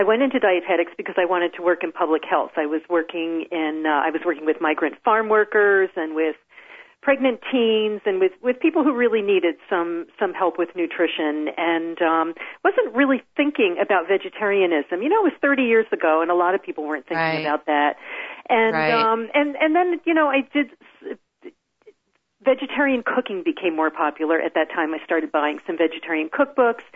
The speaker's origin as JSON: {"language": "English", "region": "New Jersey", "country": "United States", "tie": "born or raised there", "also_born_or_lived": "Washington, D.C. area", "moved": "as an adult", "lives_now": "Pacific Northwest, United States", "said": "I grew up in New Jersey."}